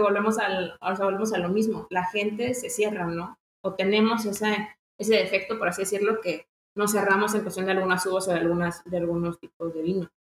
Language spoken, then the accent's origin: Spanish; Mexico; como mexicanos tenemos que apoyarlos